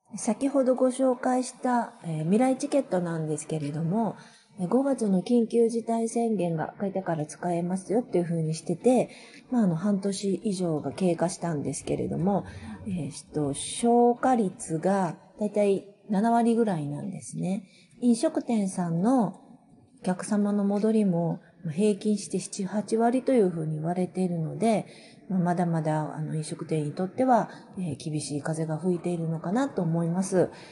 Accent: Kyushu, Japan; now in Itami, Japan; 九州出身

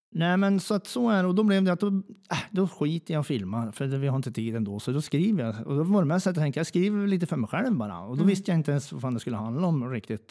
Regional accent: Njutånger, Gävleborg County, Sweden; accent: Hälsingemål; jag är från Njutånger

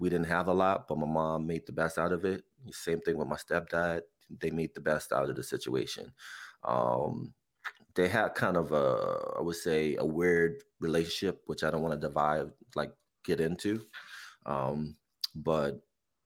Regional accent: New Jersey, United States; now in Bethlehem, United States; born and raised in Jersey. I live in PA now. I've been in PA for almost going on 20 years now

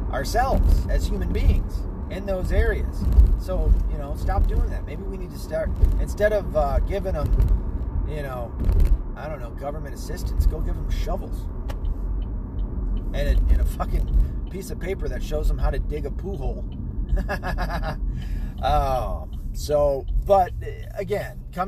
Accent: United States; I am Irish and I am Scottish, but I was born here in the States and this is my country

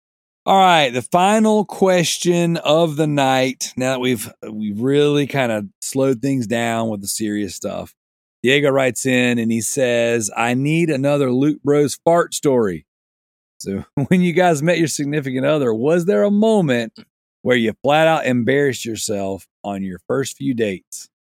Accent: Australia; There you go. I'm Australian. I can make my own rule.

